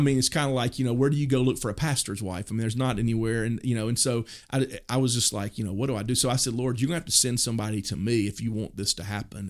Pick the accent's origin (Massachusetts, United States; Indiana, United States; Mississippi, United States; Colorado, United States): Mississippi, United States; moved away as an adult; also born or lived in Oklahoma City, Oklahoma; now in Purcell, United States; the town I grew up in Mississippi